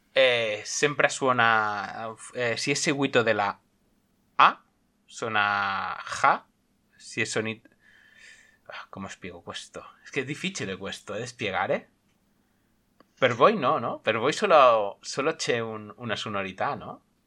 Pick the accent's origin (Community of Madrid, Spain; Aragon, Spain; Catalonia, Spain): Catalonia, Spain; Sabadell; first language Spanish; soy madre lengua español, nacido en Barcelona, bueno, nacido en Sabadell, provincia de Barcelona, y vivo en Cataluña